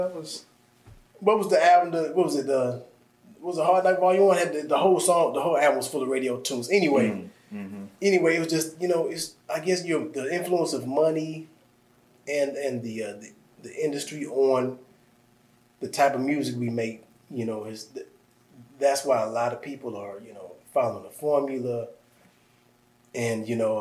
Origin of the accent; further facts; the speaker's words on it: Midwest, United States; moved away; I'm from the Midwest